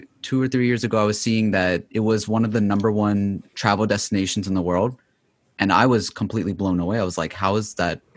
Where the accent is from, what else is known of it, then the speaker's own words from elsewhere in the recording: Lahore, Punjab, Pakistan; now in United States; my experience of, you know, growing up in Pakistan